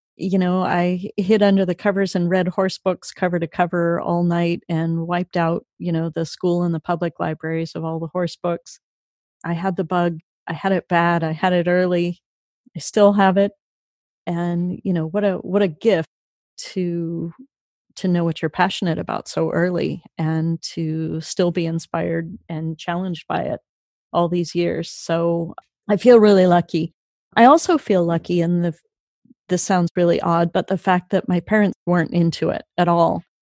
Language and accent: English; Sacramento, California, United States; I grew up mostly in Sacramento, and uh, Sacramento summers are really hot